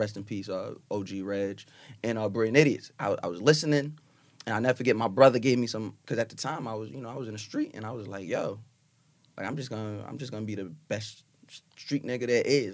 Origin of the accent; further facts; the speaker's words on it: Long Island, New York, United States; I'm from Long Island